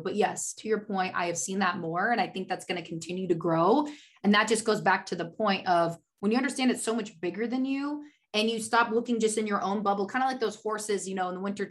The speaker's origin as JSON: {"language": "English", "region": "Oregon", "country": "United States", "tie": "born or raised there", "also_born_or_lived": "Washington State", "moved": "as an adult", "lives_now": "California, United States", "said": "I grew up in Oregon."}